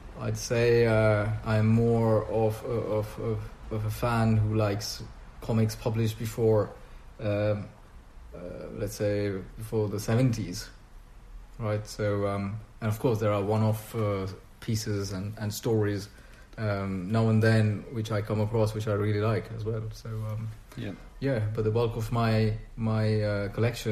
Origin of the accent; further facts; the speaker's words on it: West Bengal, India; first language Bengali; English is a second language; now in France; I was born in India, and more specifically in Bengala